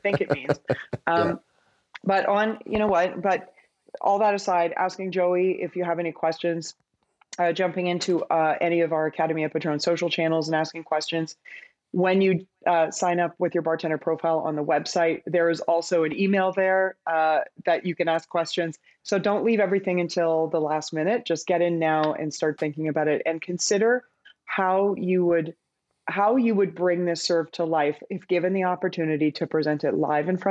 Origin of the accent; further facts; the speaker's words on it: Vancouver, British Columbia, Canada; I'm from Vancouver, and so that's like little Australia.